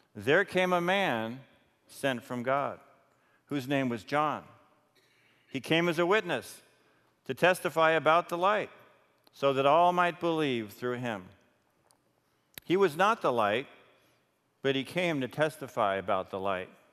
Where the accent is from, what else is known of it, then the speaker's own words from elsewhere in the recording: New York, United States; I was raised in New York and always had lights around